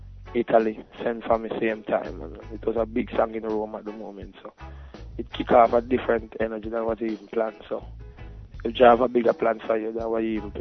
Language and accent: English; Jamaica; being Jamaican, when you call somebody a fish, that's a joke.